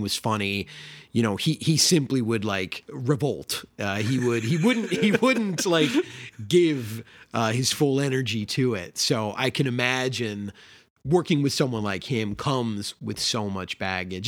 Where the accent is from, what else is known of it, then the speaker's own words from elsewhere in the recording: Chicago, Illinois, United States; as a Chicagoan